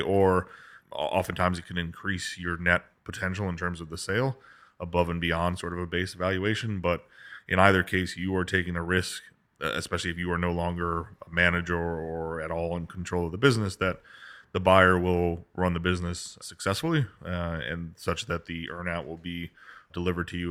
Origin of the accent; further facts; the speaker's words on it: Kansas, United States; moved away; I grew up in Kansas